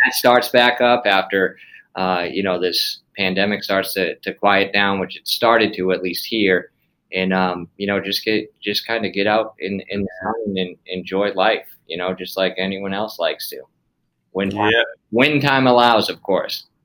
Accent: Massachusetts, United States; moved away; We're all from Massachusetts originally

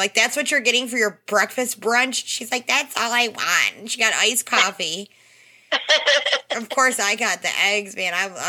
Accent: Detroit, Michigan, United States; We're from the Detroit area.

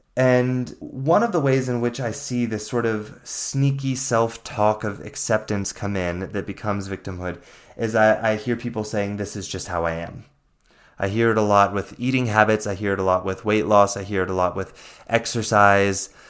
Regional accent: the Bible Belt, the South, United States; I grew up in the Bible Belt

